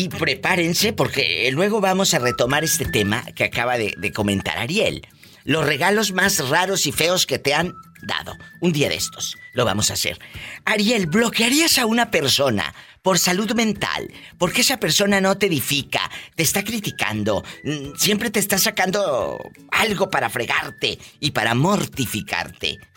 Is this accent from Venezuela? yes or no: no; Villa Guerrero, Jalisco, Mexico; moved away; Sí, sí, yo soy de Villaguerrero.